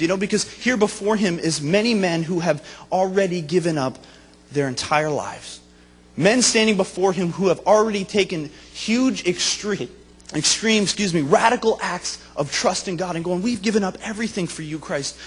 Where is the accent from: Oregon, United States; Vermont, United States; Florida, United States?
Vermont, United States; moved away as an adult; also born or lived in Springfield, Missouri; I grew up in Vermont, my wife is from New Jersey